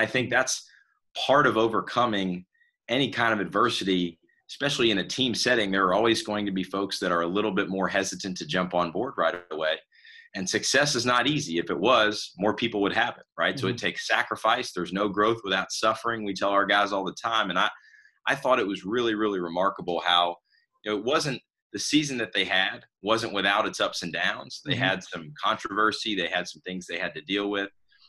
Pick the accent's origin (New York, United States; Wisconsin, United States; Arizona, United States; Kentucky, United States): Kentucky, United States; Louisville; moved away; I grew up in Louisville, Kentucky.